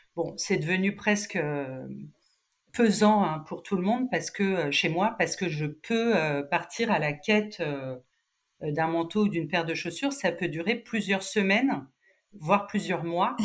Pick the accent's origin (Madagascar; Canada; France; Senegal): France; Cannes, Provence-Alpes-Côte d'Azur; moved away as an adult; also born or lived in Nice; now in Paris, France; je, suis canoise